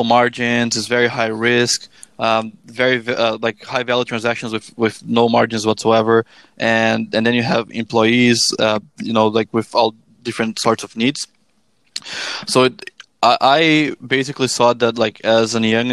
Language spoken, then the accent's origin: English; Brazil; moved away as an adult; now in Canada; I am from Brazil, and in 2014, I moved to Canada.